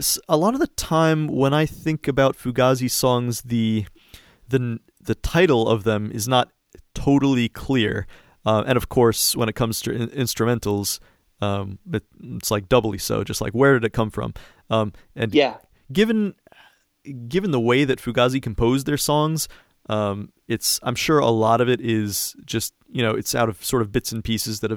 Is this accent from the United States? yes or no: yes; DC suburbs, East Coast, United States; moved away as an adult; now in California, United States; I grew up on the East Coast in like the DC suburbs. Just moved out here a few years ago